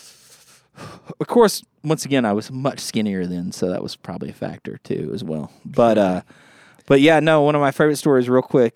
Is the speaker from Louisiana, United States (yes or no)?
yes; Bethany, Louisiana, United States; now in Shreveport, United States; I grew up in a little town called Bethany, which is right on the border. I could walk to Texas every day.